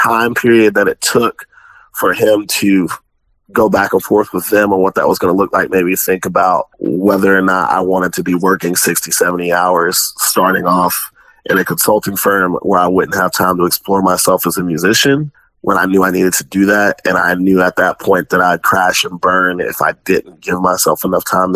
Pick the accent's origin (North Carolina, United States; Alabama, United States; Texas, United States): Alabama, United States; Spanish Fort; moved away as an adult; also born or lived in Landstuhl, Germany / Tuscaloosa, Alabama; now in Kansas City, United States; I was actually born in Landstuhl, Germany, but I was raised mostly in the suburbs of the Mobile, Alabama area